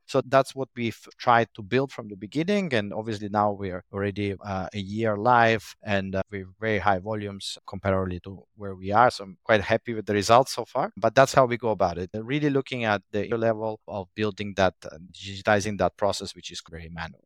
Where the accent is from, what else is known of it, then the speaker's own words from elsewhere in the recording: Italy; moved away as an adult; also born or lived in Moscow, Russia; now in Jakarta, Indonesia; Originally, we am born in Moscow, but I grew up in Italy. and, uh, currently living in Indonesia for the past more than ten years